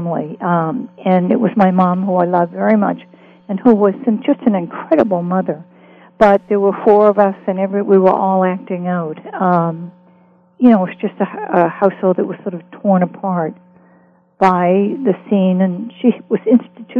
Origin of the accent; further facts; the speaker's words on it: Boston, Massachusetts, United States; moved away; also born or lived in Los Angeles; I grew up in West Roxbury, Massachusetts